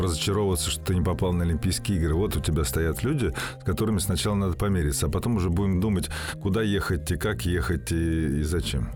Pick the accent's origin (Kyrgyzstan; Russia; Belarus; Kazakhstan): Russia; как россиянин